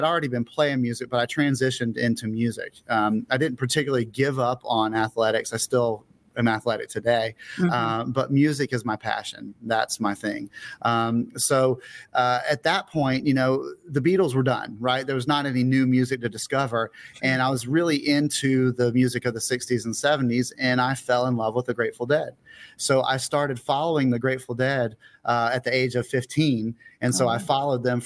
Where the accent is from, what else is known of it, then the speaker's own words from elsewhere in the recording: Pensacola, Florida, United States; moved away; I was born where I am right now in Pensacola, Florida. I did leave for 10 years and came back. So I've been back here in my hometown for a long time